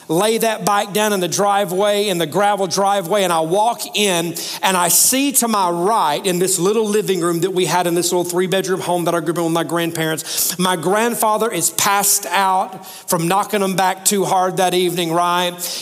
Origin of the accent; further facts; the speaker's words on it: Alabama, United States; now in Tennessee, United States; I live in Tennessee now, but I grew up in Alabama